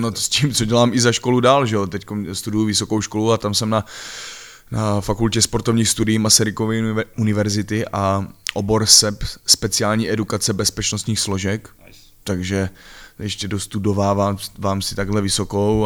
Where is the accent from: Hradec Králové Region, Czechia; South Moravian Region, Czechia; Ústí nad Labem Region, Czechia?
South Moravian Region, Czechia; Ivančice; Pocházím z Ostěradic a bylo to takový divoký, nespoutaný